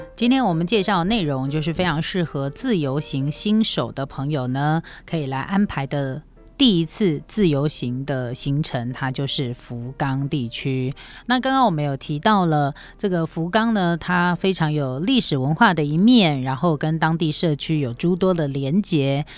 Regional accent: Taiwan; 对我们台湾人来讲是迪肉馅

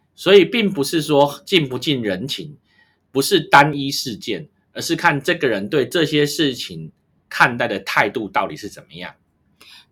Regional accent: Taiwan; 我们台湾人出去很自动地就会戴口罩

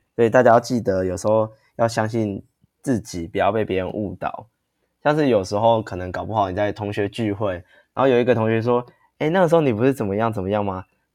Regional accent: Taiwan; 我们台湾人

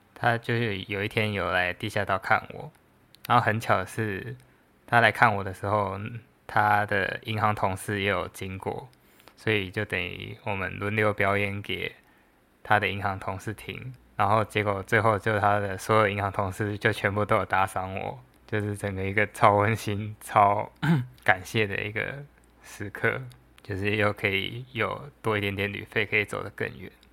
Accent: Taiwan; 大家都是台湾人嘛

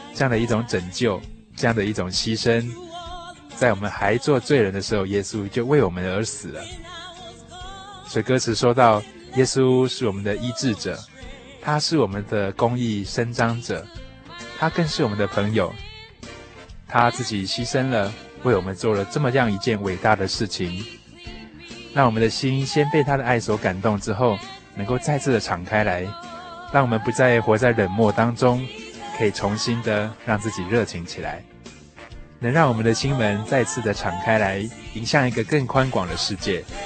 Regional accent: Taiwan; 这些都可能是我们台湾人原本没有想到的

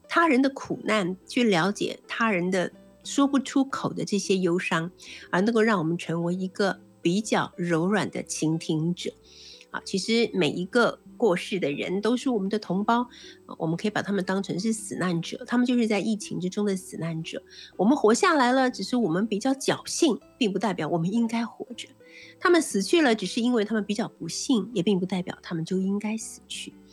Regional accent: Taiwan; 不管是我们台湾那个岛屿

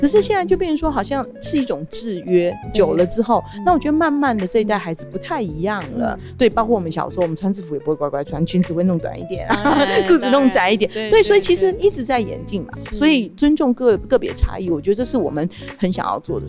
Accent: Chiayi, Taiwan; 因为我是嘉义人

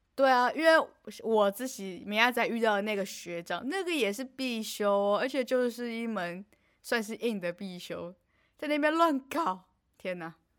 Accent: Taoyuan, Taiwan; 我们是桃园人

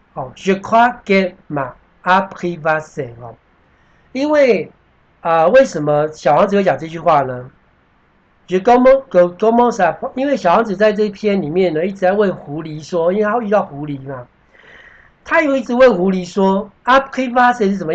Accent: Taiwan; 我们台湾人

